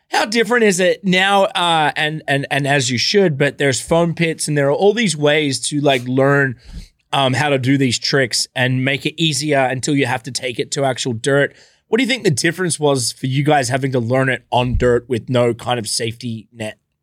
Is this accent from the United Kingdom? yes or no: no; Australia; where I grew up in Australia